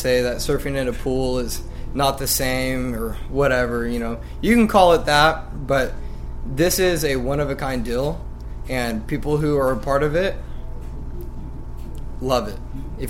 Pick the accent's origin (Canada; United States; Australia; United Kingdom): United States; Lemoore, California; I'm 20 years old, and I'm from Lemoore, California.